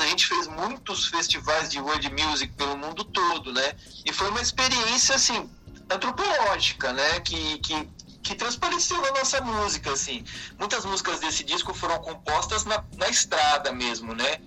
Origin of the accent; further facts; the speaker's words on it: Brazil; quando você está fora né, do, do Brasil, é, você se sente, ao mesmo tempo que mais brasileiro ainda